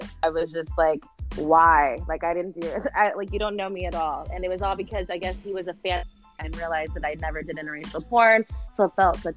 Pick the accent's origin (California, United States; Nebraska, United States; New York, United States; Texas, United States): Texas, United States; I'm from Texas